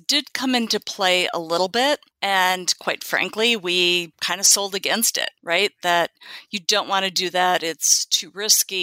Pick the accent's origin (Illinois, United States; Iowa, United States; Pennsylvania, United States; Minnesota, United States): Minnesota, United States; Minneapolis; moved away as an adult; also born or lived in Dallas, Texas; now in California, United States; growing up in Minneapolis